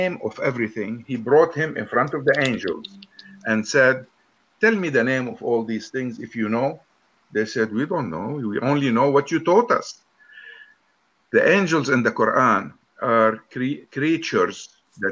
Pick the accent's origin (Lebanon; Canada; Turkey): Lebanon; I'm from Lebanon.